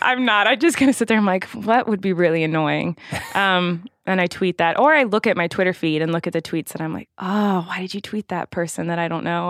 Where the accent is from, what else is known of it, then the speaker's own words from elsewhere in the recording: Santa Barbara, California, United States; I was born in Santa Barbara, California, in November